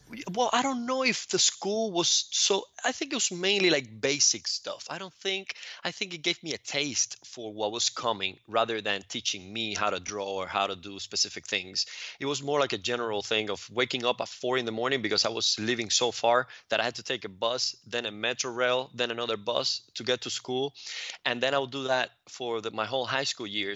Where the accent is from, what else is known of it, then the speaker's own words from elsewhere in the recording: Cuba; now in United States; grew up in Cuba, and that was a very different environment, um, now looking back at it from, from my environment here in, in the States